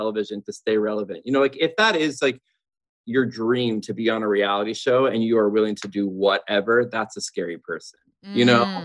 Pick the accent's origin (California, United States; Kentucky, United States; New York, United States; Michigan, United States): California, United States; Southern; moved away as an adult; also born or lived in Los Angeles; now in Nashville, United States; I'm born and raised in Southern California.